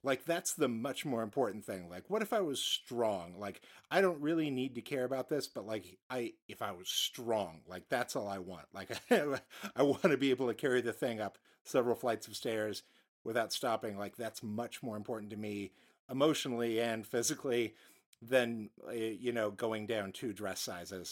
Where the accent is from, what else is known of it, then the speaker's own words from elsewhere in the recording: United States; as an American